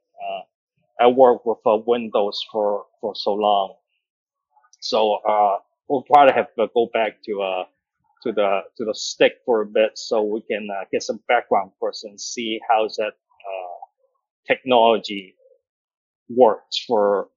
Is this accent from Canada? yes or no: yes; Canada; now in Hong Kong; I grew up in Canada, uh, Calgary, Hamilton, so it's in Alberta.